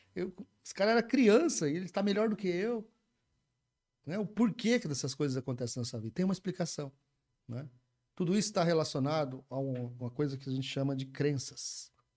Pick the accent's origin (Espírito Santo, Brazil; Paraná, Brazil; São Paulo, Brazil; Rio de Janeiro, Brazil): Paraná, Brazil; Umuarama; Nasci, cresci em Moarama e acho que eu vou morrer lá também